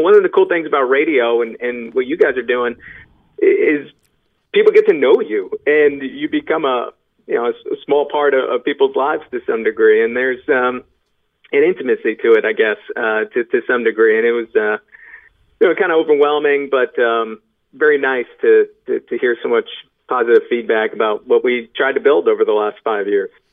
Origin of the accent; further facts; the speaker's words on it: Suffolk County, Long Island, New York, United States; moved away; I grew up in Suffolk, so you know, get me back out Long Island.